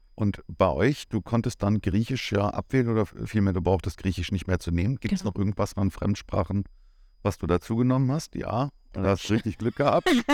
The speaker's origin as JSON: {"language": "German", "country": "Germany", "moved": "as an adult", "lives_now": "Cyprus", "said": "wir sind Deutsche"}